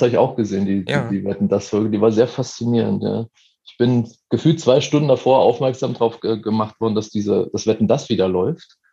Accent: eastern Germany, Germany; now in Munich, Germany; also ich komme aus dem Osten

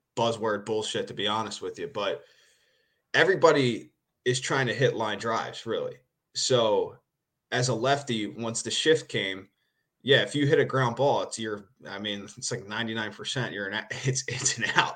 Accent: Philadelphia, Pennsylvania, United States; moved away as an adult; now in Japan; growing up in Philly, I don't live in Philly anymore

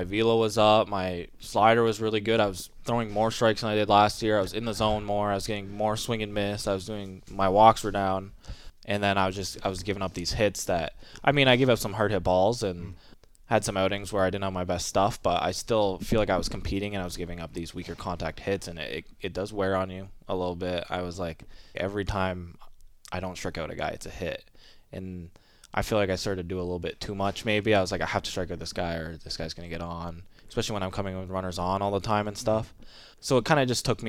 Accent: Canada; also born or lived in Kingston, Ontario; I'm Canadian

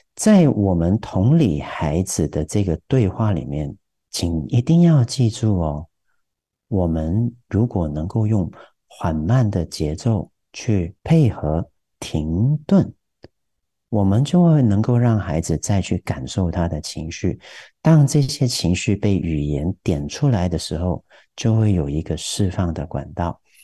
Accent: Taiwan; 我们台湾人说的那个 feel

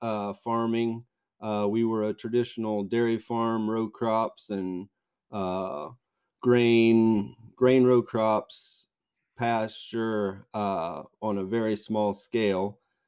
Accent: Yoder, Kansas, United States; I live on the farm where I grew up on here in South Central Kansas by the small town of Yoder. It's just a small town, but quite a bit going on there. I grew up here on this farm and lived here all my life

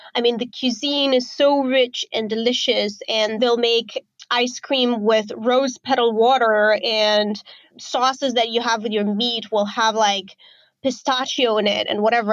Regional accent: Romania; moved away as an adult; also born or lived in Azerbaijan; now in Bali, Indonesia; I grew up in Romania

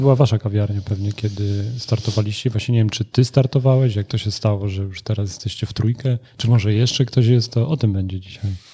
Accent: Włocławek, Kuyavian-Pomeranian Voivodeship, Poland; Ja znam dobrze Torun, bo jestem z Wrocławka

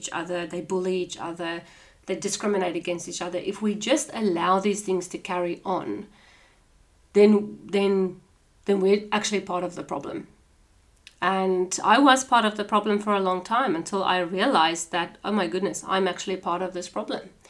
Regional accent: South Africa; moved away as an adult; now in Australia; I'm South African, so we've got South African traditions. I've come over to Australia

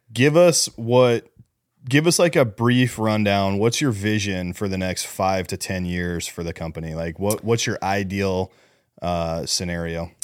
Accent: Scottsdale, Arizona, United States; born or raised there

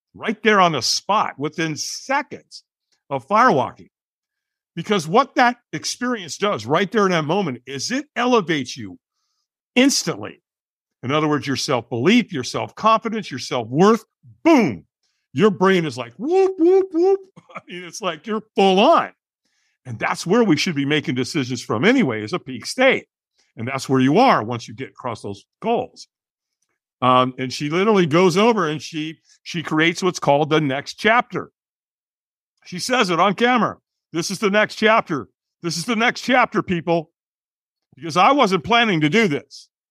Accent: Southern California, United States; I grew up in Southern Cal, so I surfed

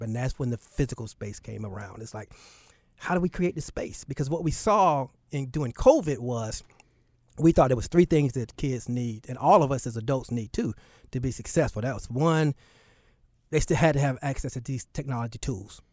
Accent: Charlotte, North Carolina, United States; also born or lived in Newark, New Jersey; was born in Newark, New Jersey. But as soon as I was born, I moved back to Charlotte.

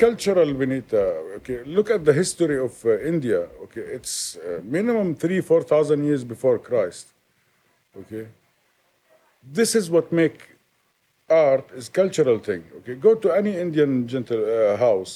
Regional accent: Jordan; moved away

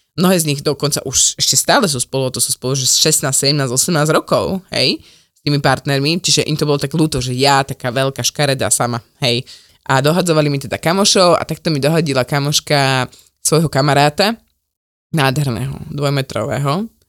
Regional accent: Slovakia; aký sme my Slováci

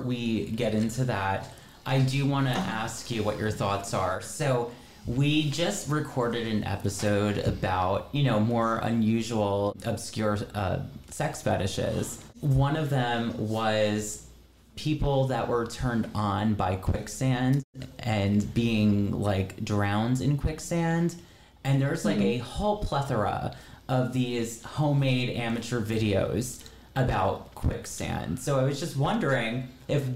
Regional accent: New Jersey, United States; we're from New Jersey

